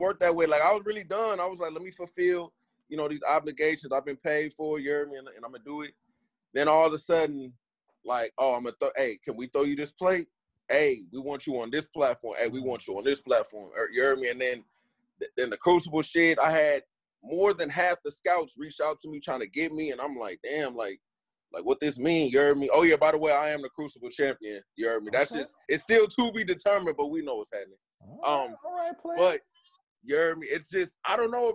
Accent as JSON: {"language": "English", "town": "San Francisco", "region": "California", "country": "United States", "also_born_or_lived": "Oakland / Richmond / Vallejo / East Palo Alto", "said": "I'm from the motherfucking Bay, Cuddy. I'm from San Francisco"}